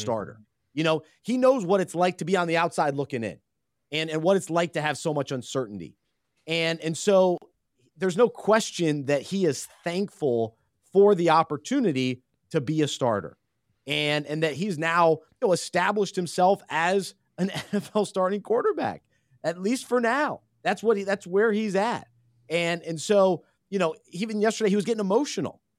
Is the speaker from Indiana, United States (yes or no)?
no; Charlotte, North Carolina, United States; growing up in Charlotte